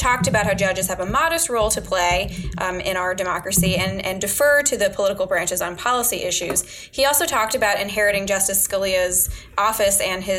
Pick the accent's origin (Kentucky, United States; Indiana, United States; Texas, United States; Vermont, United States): Kentucky, United States; in my home state at the University of Kentucky College of Law, go Wildcats